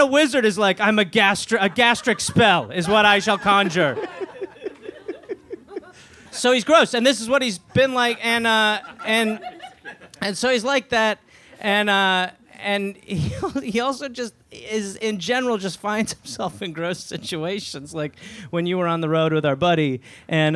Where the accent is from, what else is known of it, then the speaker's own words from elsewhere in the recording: Wisconsin, United States; I'm from Wisconsin